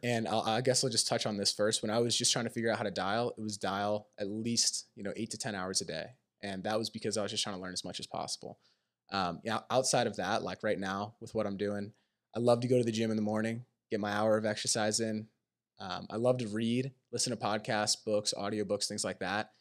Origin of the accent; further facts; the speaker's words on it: Pennsylvania, United States; moved away as an adult; also born or lived in Maine; I grew up in Pennsylvania